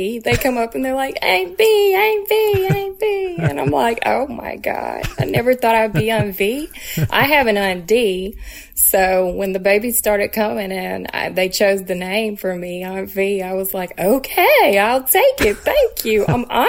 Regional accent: Tennessee, United States; moved away as an adult; now in Brooklyn, United States; I'm originally from Tennessee

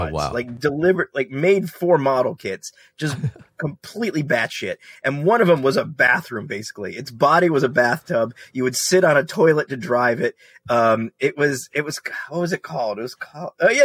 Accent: United States; growing up in America in the 70s and 80s

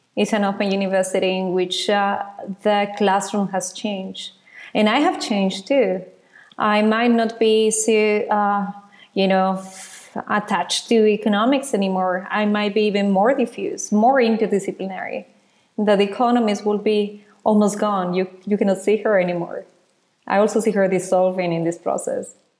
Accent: Ecuador; now in Netherlands; I was born in Ecuador

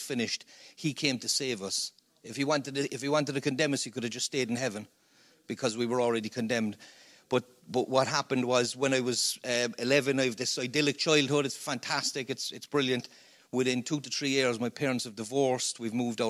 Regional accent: Cork, Munster, Ireland; accent: Cork; I'm a Cork man.

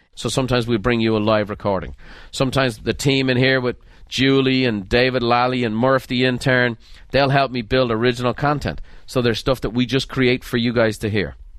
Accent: Ireland; moved away; growing up in Ireland

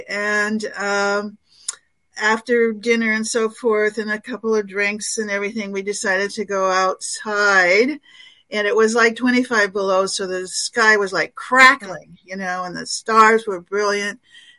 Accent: Alaska, United States; I'm from Alaska

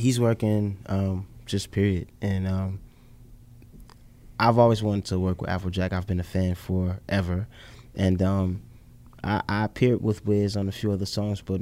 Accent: Chicago, Illinois, United States; being the Chicago kid, I was born on the South Side

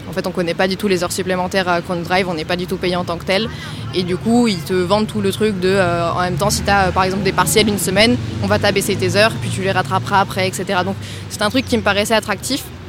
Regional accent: Nantes, Pays de la Loire, France; moved away as an adult; now in Toulouse, France; moi, je viens de Nantes et j'ai fait donc toute ma scolarité là-bas jusqu'au lycée

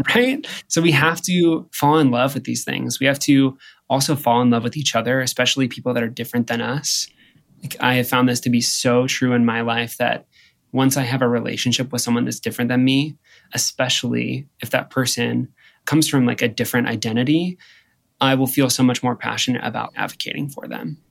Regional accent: Midwest, United States; I'm from the Midwest and you don't do drag in the Midwest

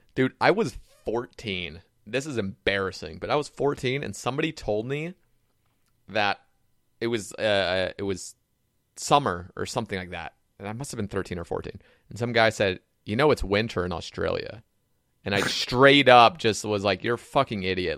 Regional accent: Oregon, United States; now in the South, United States; I grew up in Oregon

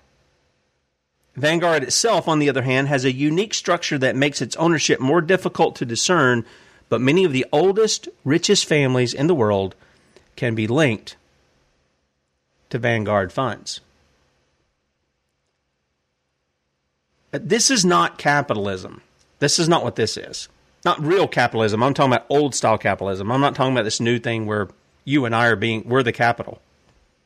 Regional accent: United States; We, as the American people

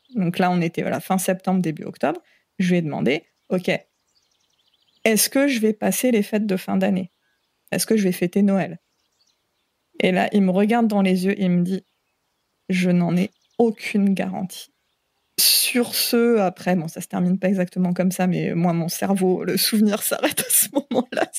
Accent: Picardy, Hauts-de-France, France; moved away as an adult; also born or lived in Seine-Saint-Denis; now in French Polynesia; je suis née en Picardie, mais je ne suis pas restée très très longtemps. On a rapidement, enfin, mes parents ont rapidement déménagé en région parisienne. On est retourné euh, pour toute la période du collège en Picardie. Et au lycée, en milieu d'année, en cours d'année de seconde, on est retourné en région

